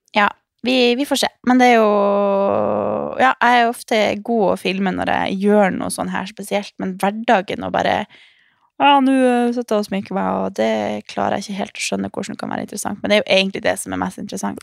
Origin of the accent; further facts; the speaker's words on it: Harstad, Troms, Norway; now in Oslo, Norway; så drar jeg hjem til Harstad